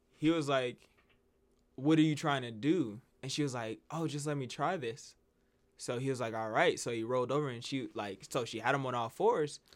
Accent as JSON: {"language": "English", "town": "Las Vegas", "region": "New Mexico", "country": "United States", "said": "we came down from Vegas."}